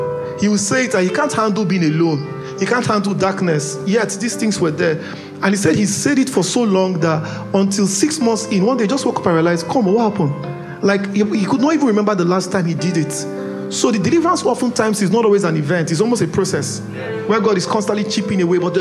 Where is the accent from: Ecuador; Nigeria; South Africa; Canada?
Nigeria; Port Harcourt, Rivers State; I grew up in Port Harcourt. The part of town I grew up, there was enough vices to go around.